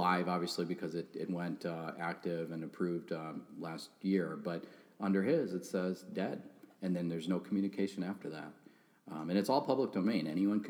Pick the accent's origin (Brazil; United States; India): India; Like, I am Indian. I am not Italian. You can look up my last name.